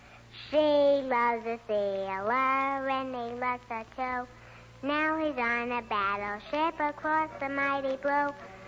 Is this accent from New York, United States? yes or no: yes; Brooklyn, New York, United States; From Brooklyn.